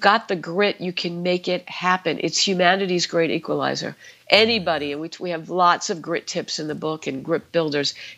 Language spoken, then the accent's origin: English; New York City, New York, United States; I grew up in the Bronx